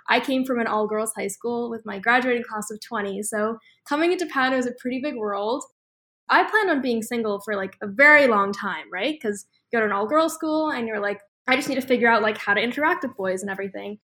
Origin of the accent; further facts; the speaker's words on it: Boston, Massachusetts, United States; I'm actually from Boston